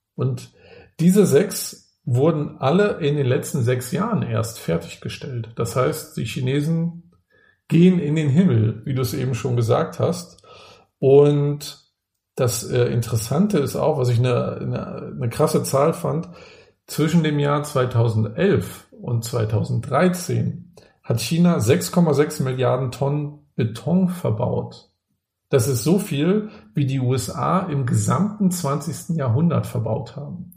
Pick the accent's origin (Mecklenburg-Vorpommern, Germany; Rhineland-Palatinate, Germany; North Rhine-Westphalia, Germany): Mecklenburg-Vorpommern, Germany; Rostock; Ich komme ja auch aus, aus Rostock, bin da im, äh, im Plattenbau groß geworden